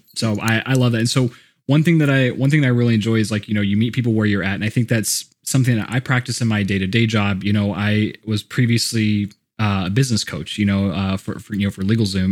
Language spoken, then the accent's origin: English; Houston, Texas, United States; also born or lived in Colorado; now in Austin, United States; I grew up in Houston